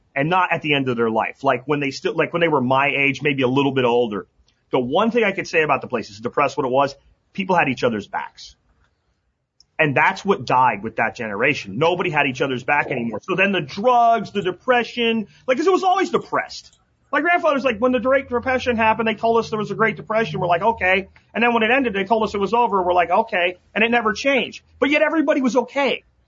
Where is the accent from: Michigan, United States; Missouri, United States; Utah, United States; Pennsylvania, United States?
Pennsylvania, United States; moved away; where I grew up in Pennsylvania